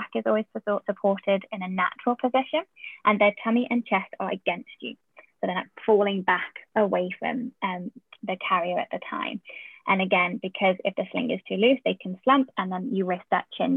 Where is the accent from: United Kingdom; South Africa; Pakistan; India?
United Kingdom; accent: UK; moved away; my accent that I have in the UK